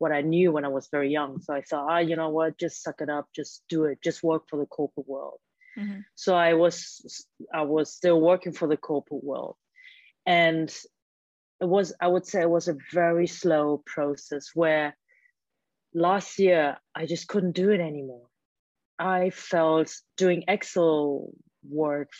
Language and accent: English; Germany; first language German; English is a second language; now in Hong Kong; I grew up in a Chinese household, but I was born and raised in Germany by Hong Kong Chinese parents